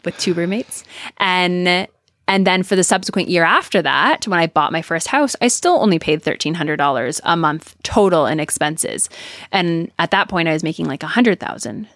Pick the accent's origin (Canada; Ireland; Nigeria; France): Canada; I'm Canadian